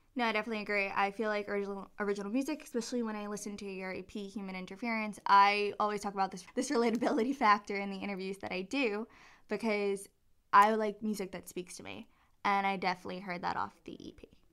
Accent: New York City, New York, United States; I'm from Staten Island, New York

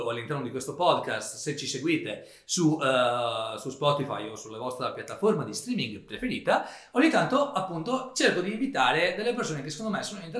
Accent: Veneto, Italy; siamo veneti

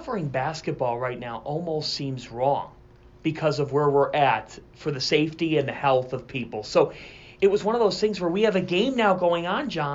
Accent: Cleveland, Ohio, United States; moved away as an adult; also born or lived in New York, New Jersey area; my hometown

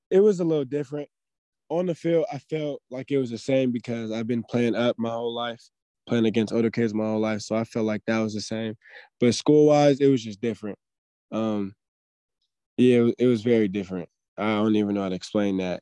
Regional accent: Daly City, California, United States; now in Sacramento, United States; I grew up in the Bay. I grew up in Daly City

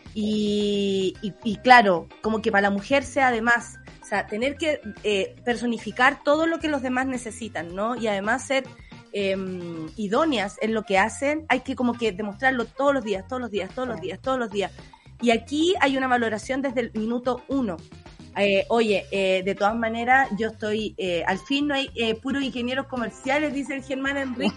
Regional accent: Chile; como sociedad, como chilenos, como país

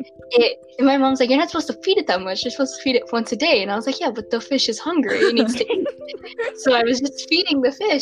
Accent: United States; I am American

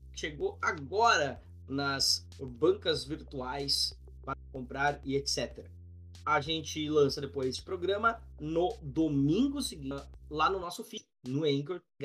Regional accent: Gaúcho, Rio Grande do Sul, Brazil; accent: gauchês; A gente é gaúcho

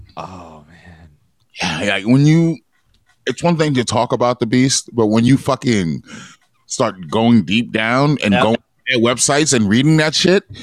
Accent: New York, United States; now in Long Beach, United States; growing up in New York

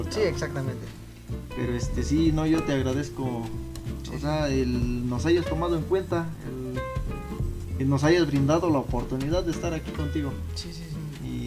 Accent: Chapultepec de Pozos, Guanajuato, Mexico; yo, por ejemplo, pues vengo orgullosamente desde Chapultepec de Pozos.

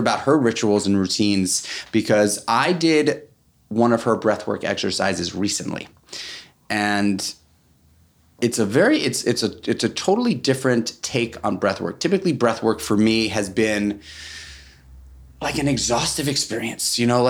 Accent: New York City, New York, United States; We're both from New York City. It's very, very rare that you find New York City born and breders

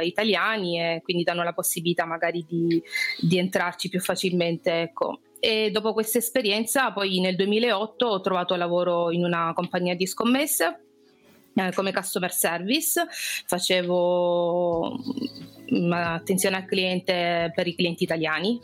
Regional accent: Brindisi, Apulia, Italy; accent: Apulian; moved away as an adult; also born or lived in London / Modena / Loreto / Gibraltar; now in Spain; io vengo da Brindisi, quindi come alcuni ospiti che avete avuto sono pugliese, si sente anche dal mio accento

